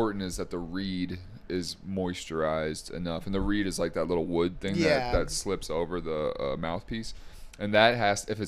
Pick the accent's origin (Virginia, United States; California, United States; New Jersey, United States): Virginia, United States; Northern; now in Arizona, United States; I moved here in 2000. I'm originally from Northern Virginia, so pretty close